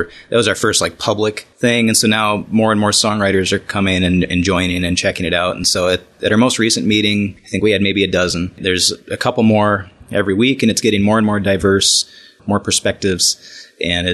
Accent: Beloit, Wisconsin, United States; I grew up in Beloit, Wisconsin, spent the first 20 or so years of my life there

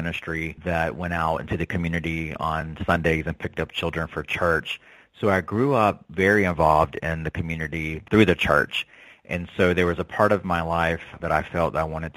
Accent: North Carolina, United States; Being from the South, I grew up in North Carolina, and being Native American

